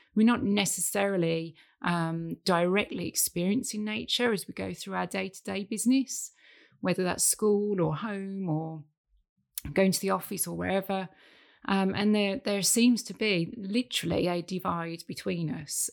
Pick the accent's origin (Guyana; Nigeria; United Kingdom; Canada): United Kingdom; moved away as an adult; also born or lived in Hong Kong / Saudi Arabia; now in Thailand; I am British